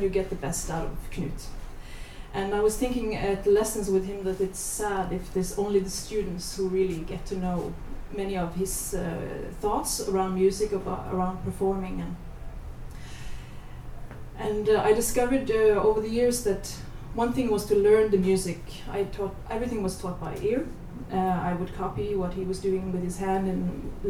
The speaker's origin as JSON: {"language": "English", "area": "Hardanger fjord", "region": "Vestland", "country": "Norway", "tie": "born or raised there", "said": "I grew up in the Hardanger fjord, where many of the best Hardanger fiddlers live"}